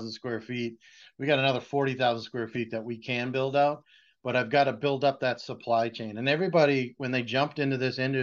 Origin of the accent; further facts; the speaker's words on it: Boston, Massachusetts, United States; I'm from Boston